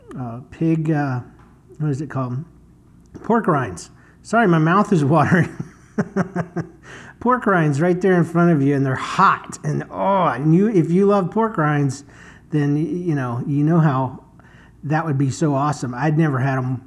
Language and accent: English; Florida, United States; now in St. Louis, United States; I'm from Florida, and it is so dang hot